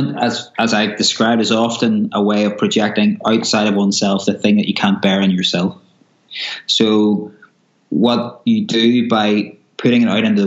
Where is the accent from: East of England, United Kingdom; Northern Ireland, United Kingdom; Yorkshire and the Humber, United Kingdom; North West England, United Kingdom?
Northern Ireland, United Kingdom; Belfast; I grew up in Belfast in Northern Ireland during the Troubles.